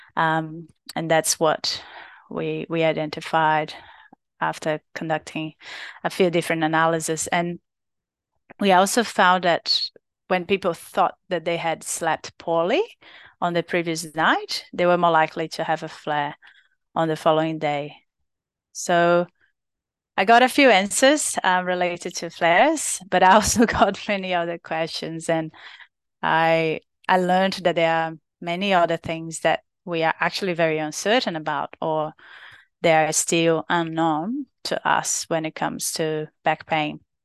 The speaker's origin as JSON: {"language": "English", "country": "Brazil", "second_language": "English", "moved": "as an adult", "lives_now": "Australia", "said": "from Brazil, from my home, country"}